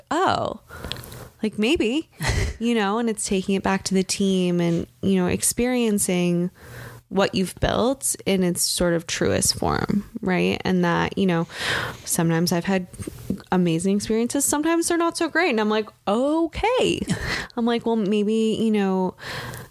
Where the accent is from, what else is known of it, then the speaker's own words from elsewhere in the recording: 40 minutes outside of Detroit, Michigan, United States; I grew up in Michigan. I grew up like 40 minutes outside of Detroit